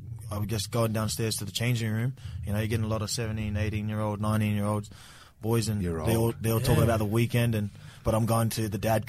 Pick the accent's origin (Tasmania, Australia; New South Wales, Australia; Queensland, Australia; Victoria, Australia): Queensland, Australia; Brisbane; growing up in Brizzy, you always watch the Broncos